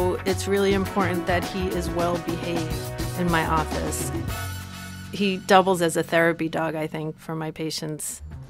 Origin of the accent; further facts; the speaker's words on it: New York, United States; Growing up near New York City